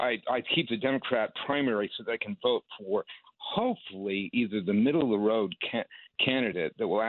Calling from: New York, United States; Upper West Side.

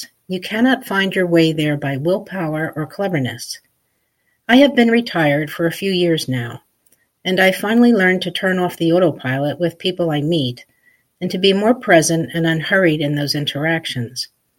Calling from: Cape May, New Jersey, United States; I'm calling from Cape May, New Jersey.

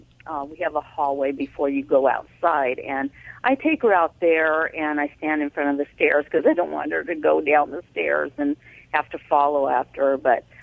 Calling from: Riverside, California, United States; I'm calling from Riverside, California.

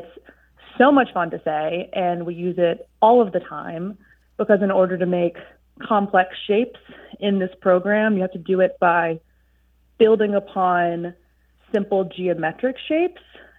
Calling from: Savannah, Georgia, United States; I'm calling from Savannah, Georgia.

